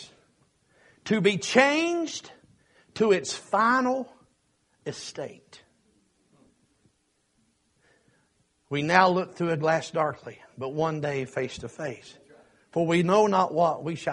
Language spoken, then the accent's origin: English; Kentucky, United States; I'm from Kentucky and proud of that.